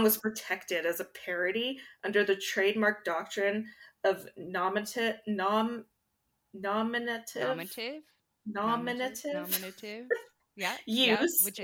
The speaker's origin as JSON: {"language": "English", "country": "Canada", "said": "We're Canadian."}